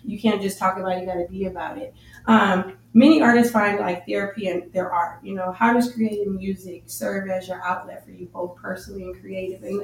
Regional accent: Las Vegas, Nevada, United States; also born or lived in New Orleans, Louisiana; I'm originally from, born in New Orleans, Louisiana, but I was raised in Las Vegas

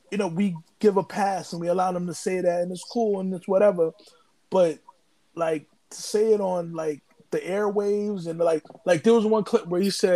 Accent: United States; I'm from the United States

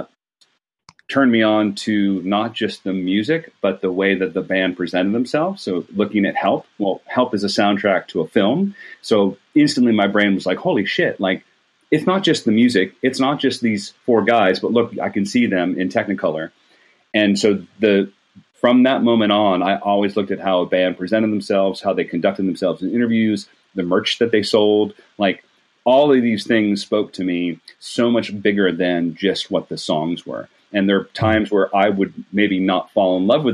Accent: Rochester, New York, United States; moved away as an adult; also born or lived in Athens, Georgia / Atlanta, Georgia; I grew up in Rochester, New York. I still consider that my hometown

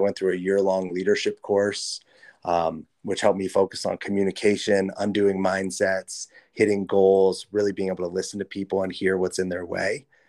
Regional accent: Los Angeles, California, United States; I grew up in Los Angeles.

